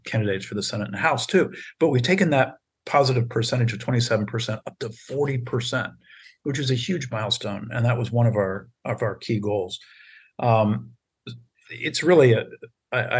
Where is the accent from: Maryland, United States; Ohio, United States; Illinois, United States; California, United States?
Ohio, United States; Circleville; moved away; my hometown of Circleville, Ohio